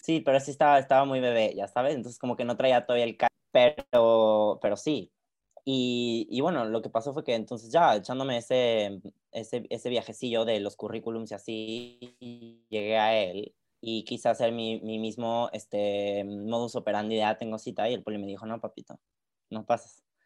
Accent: Querétaro, Mexico; now in Paris, France; usualmente en México yo soy de Querétaro

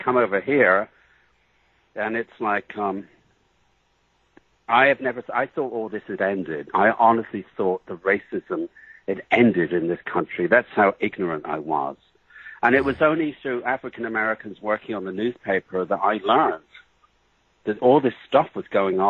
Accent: England, United Kingdom; I'm a little bit exotic because I came from England

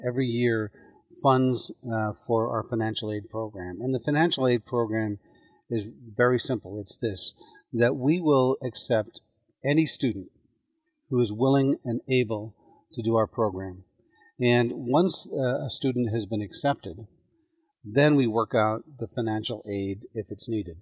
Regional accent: Ireland; now in United States; I'm an immigrant. I was born in Ireland.

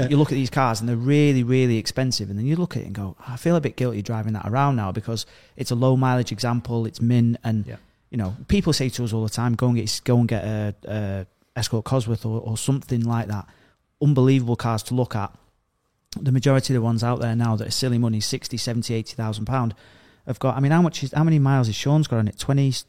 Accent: Stoke-on-Trent, West Midlands, United Kingdom; I'm from Stoke-on-Trent. We're all chavs.

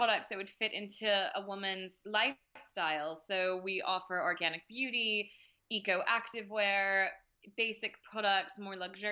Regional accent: Maine, United States; moved away as an adult; now in Paris, France; I grew up in Maine

